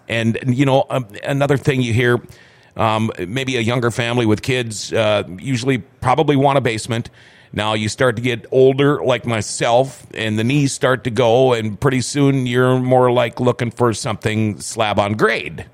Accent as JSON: {"language": "English", "town": "Thief River Falls", "region": "Minnesota", "country": "United States", "tie": "born or raised there", "moved": "yes"}